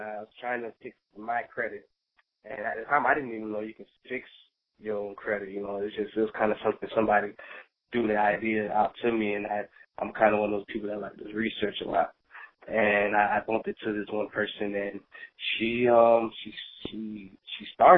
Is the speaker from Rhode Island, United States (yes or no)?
no; South Florida, United States; I'm from South Florida. I live in the Fort Lauderdale area